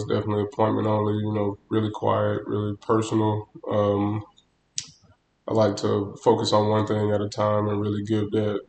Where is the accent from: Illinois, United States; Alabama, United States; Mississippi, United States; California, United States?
Alabama, United States; Auburn; moved away as an adult; now in Dallas, United States; I'm from Auburn, Alabama, War Down. Moved to Dallas about 5 years ago, six years ago now.